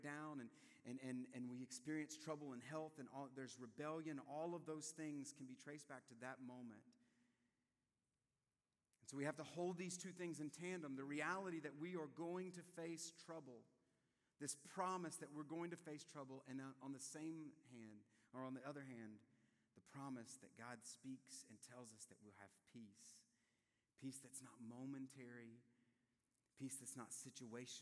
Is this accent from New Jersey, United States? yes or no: no; South Louisiana, United States; moved away; I'm from South Louisiana